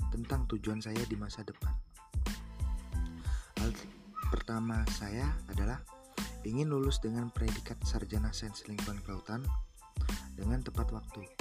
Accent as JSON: {"language": "Indonesian", "region": "Lampung", "country": "Indonesia", "said": "Saya berasal dari Lampung Timur."}